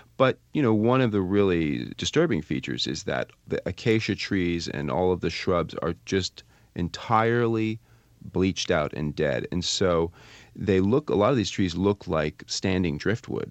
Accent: Vermont, United States; I'm from Vermont

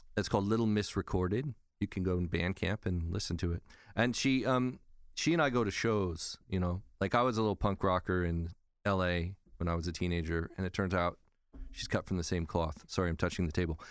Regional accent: California, United States; now in New York, United States; we're both from California. We're both Californians in exile. here in New York

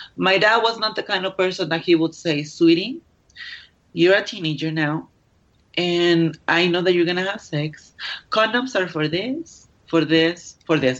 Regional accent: Mexico; I am Mexican

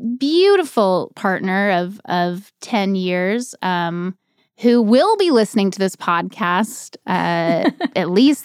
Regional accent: North Carolina, United States; But I grew up in North Carolina, and I think that's all.

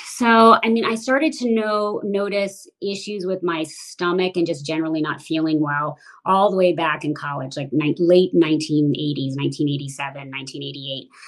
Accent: Washington, District of Columbia, United States; I grew up primarily in the Washington, D.C. area

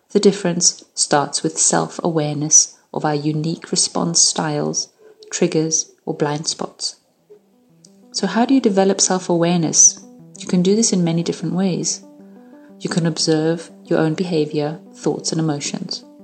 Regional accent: Hungary; born there; moved away; I was born in Hungary, behind the Iron Curtain, during the Cold War, and in the midst of the Cuban Missile Crisis. I lived as a refugee for 12 years.

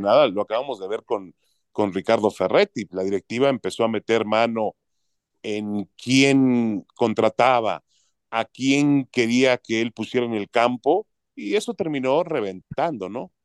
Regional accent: Mexico; yo como mexicano

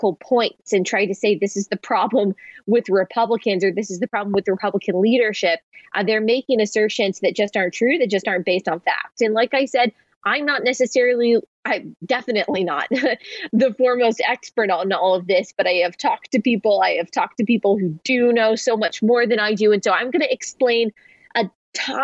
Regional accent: Texas, United States; Growing up in Texas, we would be super excited if we had one day of like kind of icy snow

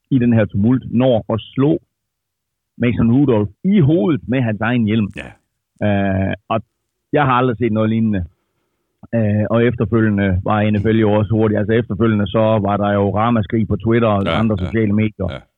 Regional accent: Denmark; jeg er fra Danmark

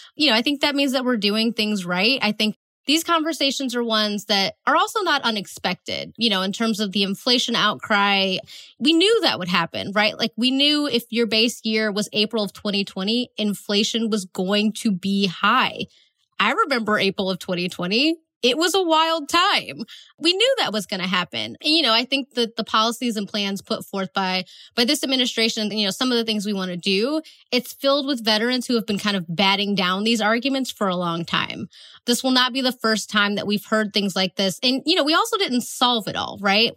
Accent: Northeast Ohio, United States; I'm from Northeast Ohio, so we have a NASA center that's close to us.

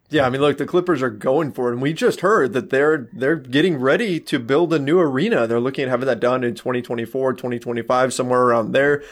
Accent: Southern California, United States; growing up in Southern California myself

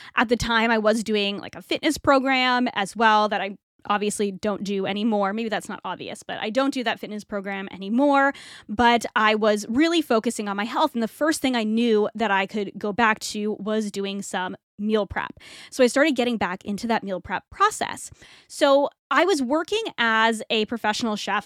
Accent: New England, United States; moved away as an adult; also born or lived in Toronto, Canada; now in Florida, United States; we moved to Florida from New England, which is where I grew up

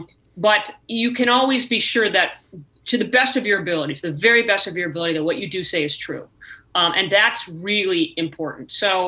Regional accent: California, United States; I was young. I was 31. I was the first woman, and I was from California, right?

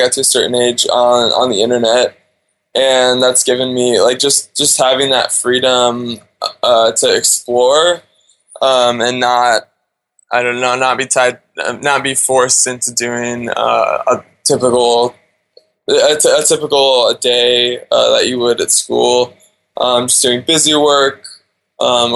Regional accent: Alaska, United States; also born or lived in Wasilla, Alaska; now in Thailand; So I was born and raised in Alaska.

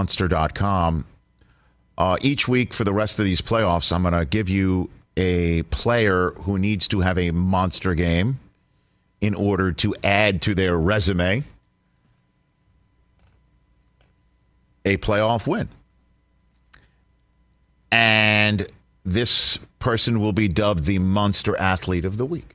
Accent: New York City, New York, United States; I remember growing up in Staten Island, New York

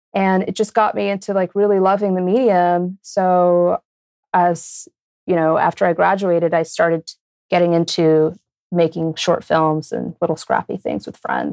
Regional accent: Brazil; moved away; also born or lived in New York; I grew up in Brazil

